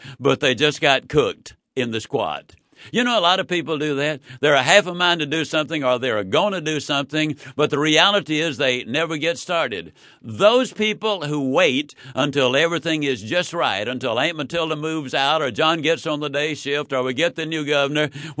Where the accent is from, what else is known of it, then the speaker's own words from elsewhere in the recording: Yazoo City, Mississippi, United States; When I was a child, I was raised in Yazoo City, Mississippi